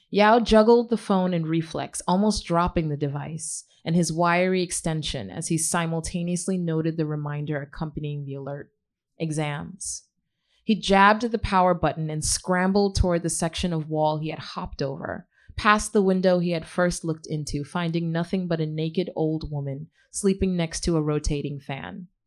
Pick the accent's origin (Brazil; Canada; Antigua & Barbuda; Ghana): Ghana; also born or lived in Queens, United States; I'm from originally Ghana, and um, I grew up in Ghana, um, which is partially what my book is inspired by Powder Necklace. Um, I grew up in Ghana. My parents sent me there from Queens um, at age 12